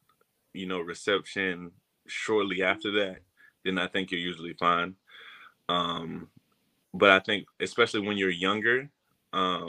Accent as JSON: {"language": "English", "region": "Florida", "country": "United States", "tie": "born or raised there", "moved": "as an adult", "said": "me growing up in Florida, being a Florida kid"}